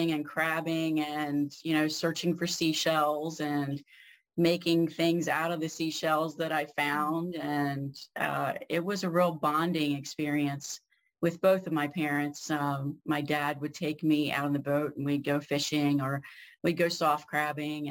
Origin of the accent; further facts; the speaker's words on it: Harford County, Maryland, United States; I grew up in Harford County